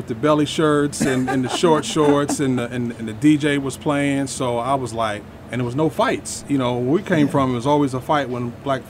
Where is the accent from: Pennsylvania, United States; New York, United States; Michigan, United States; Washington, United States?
New York, United States; New York City; moved away as an adult; also born or lived in Long Island / New Jersey; I was born in New York City. I moved around a lot. I was born in New York. I grew up in the Bronx, Long Island, and Jersey. And after high school, I came down here to go to Morehouse College.